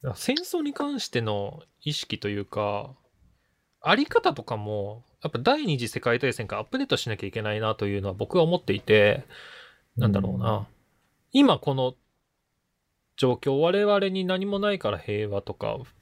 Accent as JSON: {"language": "Japanese", "town": "Hino", "region": "Tokyo", "country": "Japan", "tie": "born or raised there", "said": "僕の実家の方の日野市なんですけど、東京の。"}